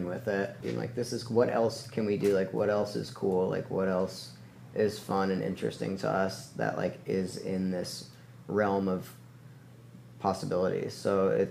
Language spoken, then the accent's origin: English; Tucson, Arizona, United States; also born or lived in New York; I'm from New York, but I moved to Tucson and grew up there